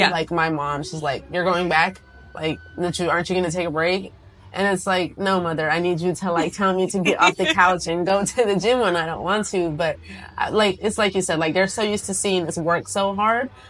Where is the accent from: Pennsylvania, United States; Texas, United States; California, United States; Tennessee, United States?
California, United States; San Jose